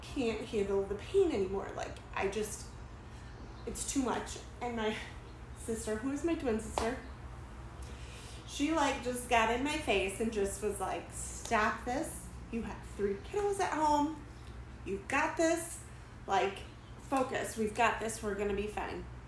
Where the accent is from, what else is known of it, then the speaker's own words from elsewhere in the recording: Dubuque, Iowa, United States; I've been born and raised in Dubuque.